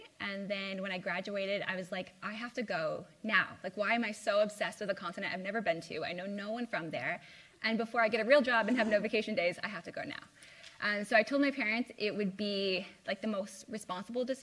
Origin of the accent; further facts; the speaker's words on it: Fort Wayne, Indiana, United States; moved away as an adult; also born or lived in Addis Ababa, Ethiopia; now in Pittsburgh, United States; I grew up in Fort Wayne, Indiana, so it's about 5 hours away from here.